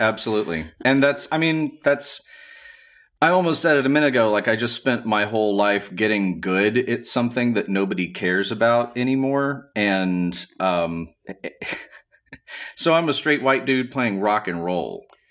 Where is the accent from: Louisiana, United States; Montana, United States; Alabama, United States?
Alabama, United States; Montgomery; I'm from Montgomery, Alabama